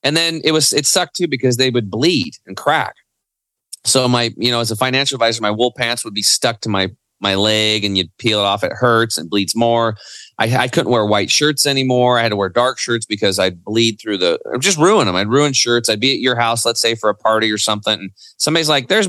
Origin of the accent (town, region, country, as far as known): Eastern Oregon, United States; born or raised there; also born or lived in Portland, Oregon